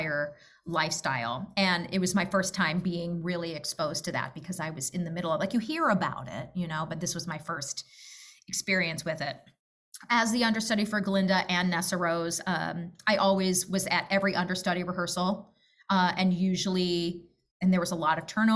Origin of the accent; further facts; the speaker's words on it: Chicago, Illinois, United States; Chicago, which was my hometown